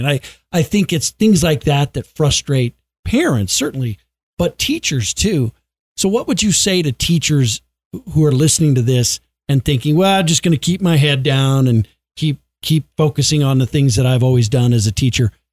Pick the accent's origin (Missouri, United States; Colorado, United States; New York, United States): Colorado, United States; I grew up in Colorado